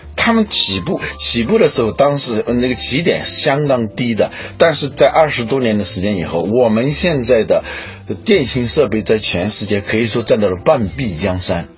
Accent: China; 我们中国

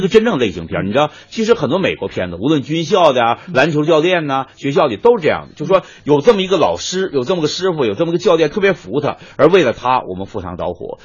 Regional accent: Northeast China, China; 我们东北人就说，我削你，我削你

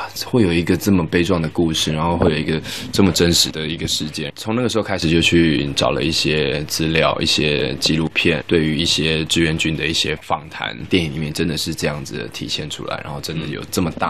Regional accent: Taiwan; 因为我从小是在台湾长大

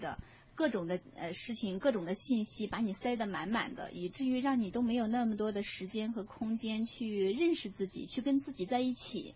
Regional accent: China; 我们中国人呐，在谈恋爱的时候，过于去追求那个所谓的安全感

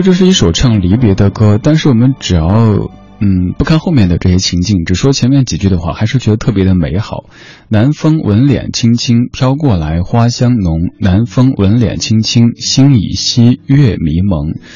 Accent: Chengdu, Sichuan, China; now in Beijing, China; 而现在我生活在北京，家乡成都

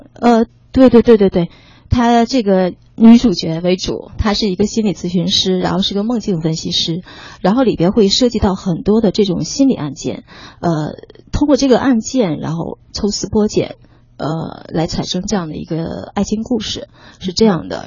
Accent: Changchun, Jilin, China; now in Beijing, China; 我，我长春人

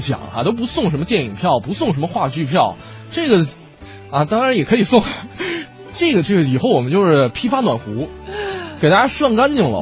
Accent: northern China, China; also born or lived in Hangzhou; 作为北方人来说

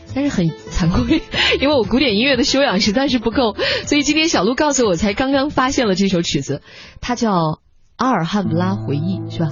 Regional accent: China; 我是来自大陆的

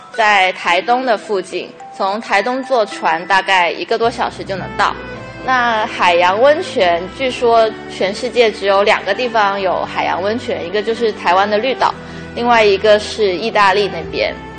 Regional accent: Guangdong, China; 因为我是广东人

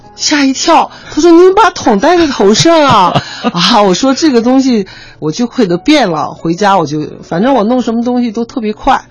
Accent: China; 应该我是中国人

